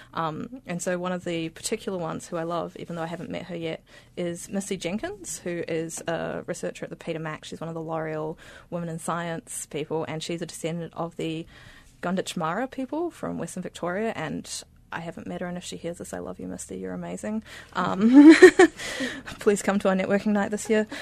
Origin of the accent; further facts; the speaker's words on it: Beirut, Beirut Governorate, Lebanon; moved away; I grew up in Beirut in Lebanon